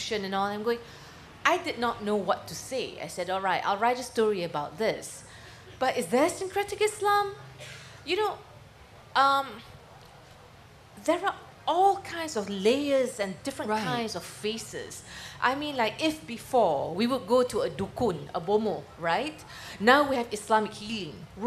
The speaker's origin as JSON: {"language": "English", "country": "Malaysia", "said": "as a Malaysian Muslim"}